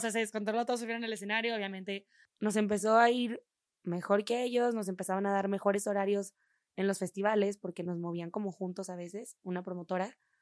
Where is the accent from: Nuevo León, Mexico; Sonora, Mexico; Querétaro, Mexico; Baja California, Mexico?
Nuevo León, Mexico; Monterrey; moved away as an adult; now in Mexico City, Mexico; somos de, de Monterrey